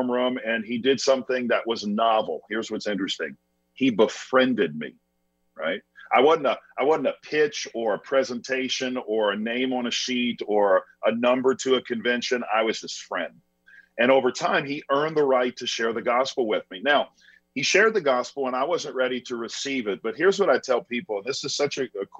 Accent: Chalmette, Louisiana, United States; I was born and raised in South Louisiana. So I was right outside of New Orleans in a town called Chalmette, which is a small town in the south part of Louisiana.

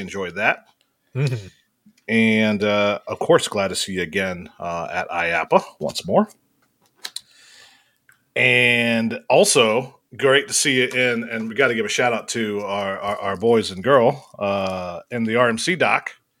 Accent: Ohio, United States; also born or lived in Columbus, Ohio / Canton, Ohio; I'm from Ohio. I just moved just south of Akron

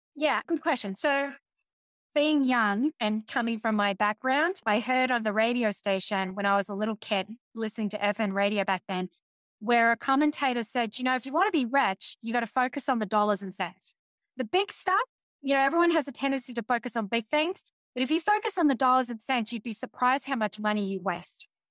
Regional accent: Australia; being an Australian

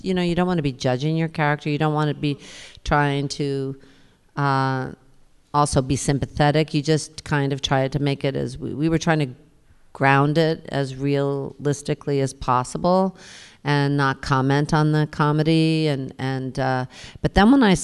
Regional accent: New York, United States; I was born in New York, and I raised my kids in New York, and I've been here forever, ever, ever

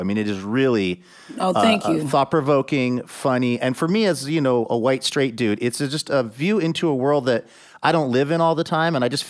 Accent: Seattle, Washington, United States; born or raised there

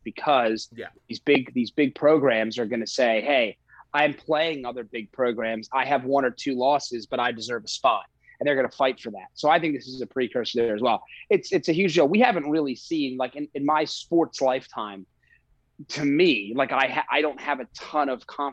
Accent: Colorado, United States; I'm from Colorado

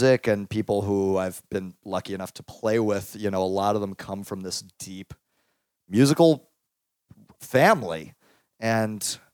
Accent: Dallas, Texas, United States; moved away; I grew up sort of all over. I was born in Greenway Parks

